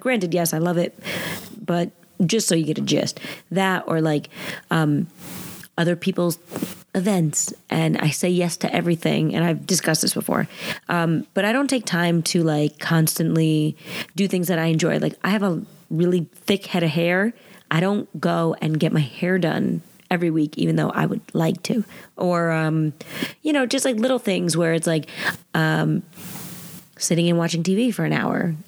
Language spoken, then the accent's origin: English; New Jersey, United States; I'm from Jersey.